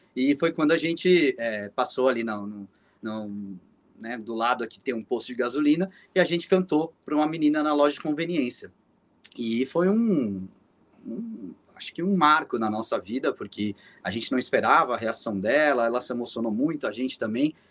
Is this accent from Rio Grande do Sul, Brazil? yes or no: no; São Paulo, Brazil; a gente é de São Paulo